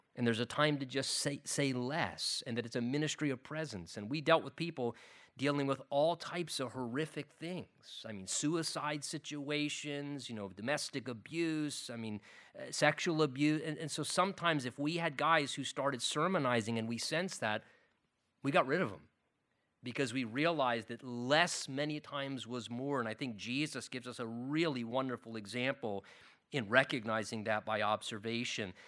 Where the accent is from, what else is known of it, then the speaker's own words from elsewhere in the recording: United States; as American Christians